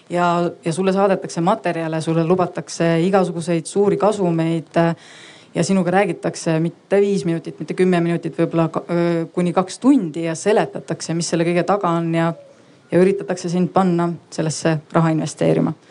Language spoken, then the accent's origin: Estonian; South Estonia, Estonia; lõunaeestlasena ma väga kiidan sellist vastust